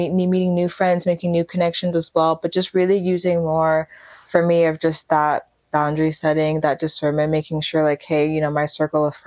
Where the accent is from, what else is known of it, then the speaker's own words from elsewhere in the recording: United States; my parents, you know, being Nigerian, and of course myself being Nigerian American first generation